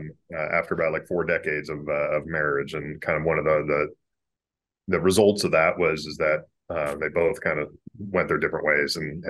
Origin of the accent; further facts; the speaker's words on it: Boise, Idaho, United States; that's kind of where I grew up in Boise, Idaho.